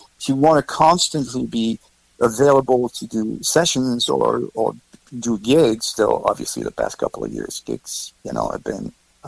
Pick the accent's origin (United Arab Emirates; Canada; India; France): France; moved away as an adult; now in New York City, United States; I was born in France. I was born right outside of Switzerland in the Alps. Okay. Awesome. So I went to school there, went to the Conservatory of Music in Geneva.